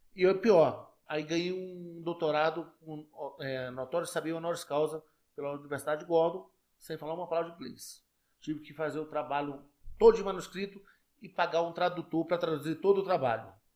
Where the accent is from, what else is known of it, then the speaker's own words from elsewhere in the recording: Brasília, Federal District, Brazil; em 1957, meus avós vieram metade do Rio, tá certo? Por parte de mãe, e metade de Minas. E aí, em 1970, adivinha quem nasce? Eu.